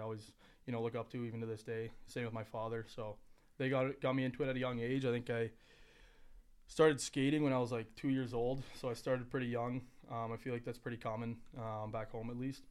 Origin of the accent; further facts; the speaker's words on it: Ontario, Canada; moved away; growing up in Canada, or at least in, I'm from Ontario, so all you hear about as a young kid is OHL